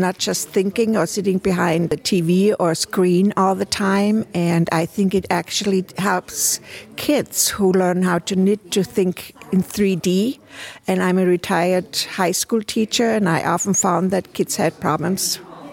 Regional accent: Germany; now in Winona, United States; I grew up in Germany, and starting in first grade in school, we learned how to crochet, to knit, to do all those kind of things up to 10th grade

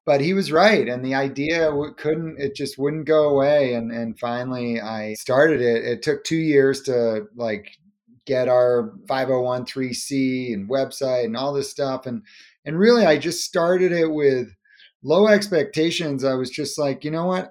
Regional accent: Cape Cod, Massachusetts, United States; We grew up on Cape Cod, Massachusetts

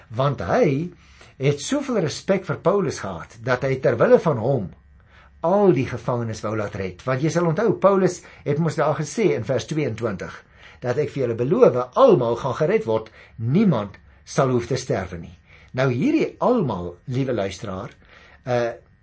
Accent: Paarl, Western Cape, South Africa; ek kom daarom van die Parel af

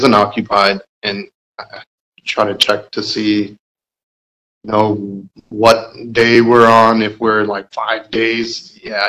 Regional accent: Clarkston, Georgia, United States; also born or lived in Illinois; I'm actually a Georgia native. I was born in Clarkston, Georgia, and I still live in Clarkston, Georgia.

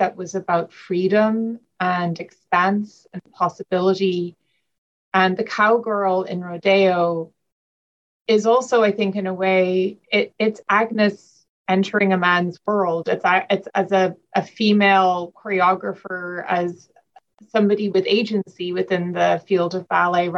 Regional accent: Ireland; moved away as an adult; now in United States; I grew up in Ireland

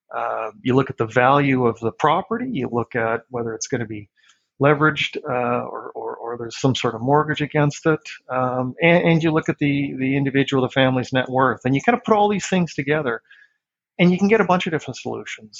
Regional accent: Regina, Saskatchewan, Canada; moved away as an adult; now in Vancouver, Canada; I was uh, born and raised in Regina. I went to elementary and high school there.

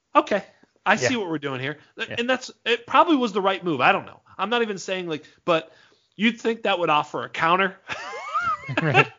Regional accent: Massachusetts, United States; I'm from Massachusetts

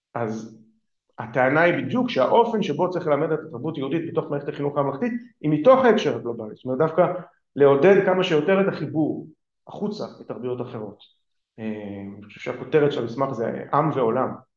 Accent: Israel; first language Hebrew; אני גדלתי בעברית, זאת שפת האם שלי

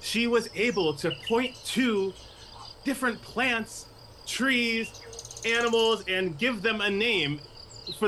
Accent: Buffalo, New York, United States; also born or lived in Cheektowaga, New York; I am born and raised in Buffalo

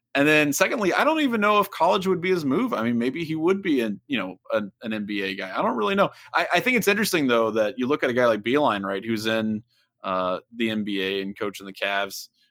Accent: Middletown, Ohio, United States; moved away; I'm from Middletown

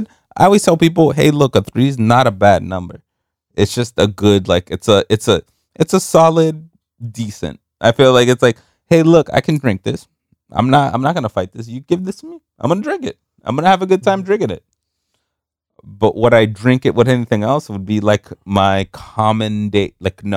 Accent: New York, United States; Remember, we came from New York. Like, we didn't know what the fuck a hurricane

